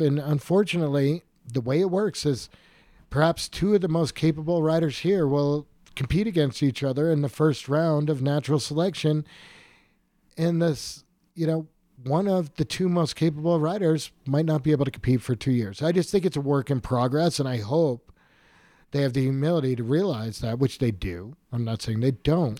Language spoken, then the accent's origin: English; Killington, Vermont, United States; I grew up in Killington in the mid-eighties, you know, I grew up on a dirt road.